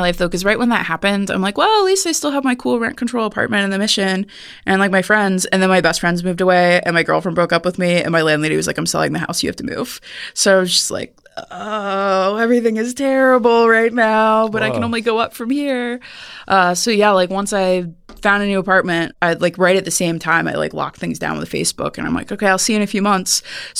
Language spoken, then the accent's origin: English; Midwest, United States; I'm from the Midwest, and so, you know, I wasn't used to not having a job.